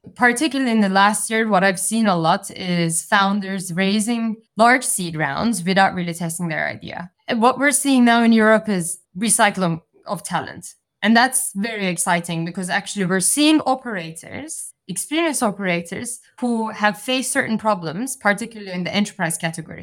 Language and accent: English; Turkey; moved away; I'm, I'm originally from Turkey